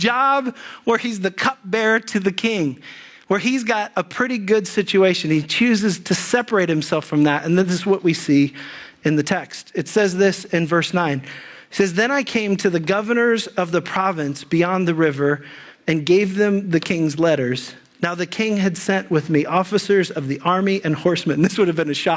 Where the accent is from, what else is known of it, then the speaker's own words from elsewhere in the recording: Dayton, Ohio, United States; I grew up in the Dayton area in southern Ohio, or closer to Dayton, in a suburb of Dayton